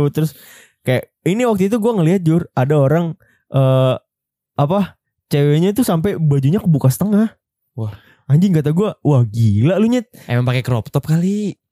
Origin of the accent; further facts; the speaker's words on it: East Jakarta, Jakarta, Indonesia; Jadi kalau Jaksel itu yang gue tahu nih sebagai pandangan gue anak Jaktim abis nih eh pacarannya tuh biasanya ya selain candlelight dinner tuh kayak ke coffee shop.